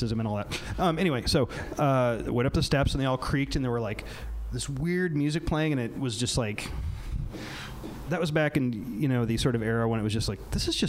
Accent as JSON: {"language": "English", "area": "near Champaign-Urbana", "region": "Central Illinois", "country": "United States", "tie": "born or raised there", "said": "I grew up in Central Illinois, near Champaign-Urbana"}